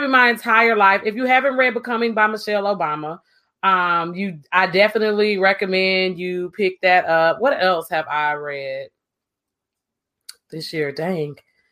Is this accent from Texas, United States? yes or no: yes; Texas, United States; I grew up in the South